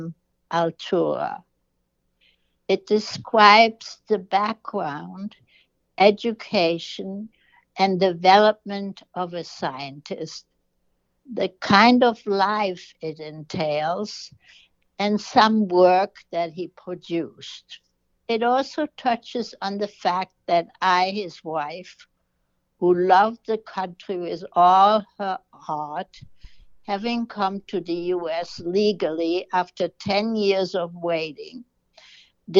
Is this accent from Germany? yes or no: yes; Germany; also born or lived in New York; now in United States; I am from Germany and went through the Holocaust